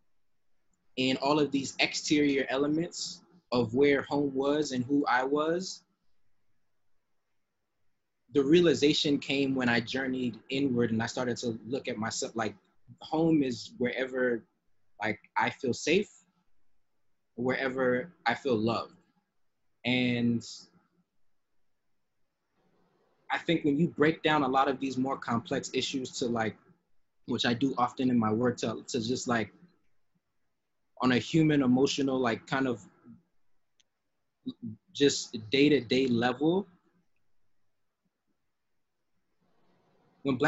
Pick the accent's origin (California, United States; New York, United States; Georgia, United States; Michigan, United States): Georgia, United States; Atlanta; in Atlanta, like it's like, oh, I'm growing up in DeKalb County